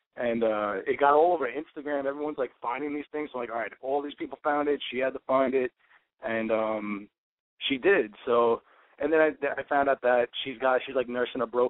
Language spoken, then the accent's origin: English; New York, United States; I'm from New York